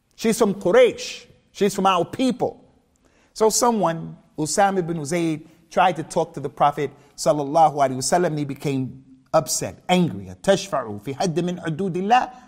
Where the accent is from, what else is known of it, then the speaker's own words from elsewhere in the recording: United States; moved away; also born or lived in Birmingham, United Kingdom / Keighley, United Kingdom / Liverpool, United Kingdom; me being African American